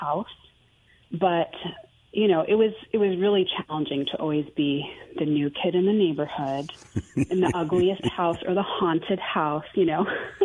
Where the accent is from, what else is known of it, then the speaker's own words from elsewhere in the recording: Maine, United States; moved away; also born or lived in Houston / Greenville, South Carolina; I grew up fairly poor in Maine, in the middle of nowhere